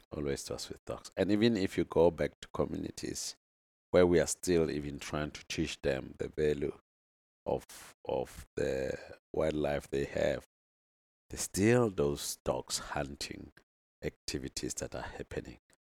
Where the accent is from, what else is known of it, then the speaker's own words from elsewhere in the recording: North West, South Africa; I'm from the Northwest, uh, in South Africa here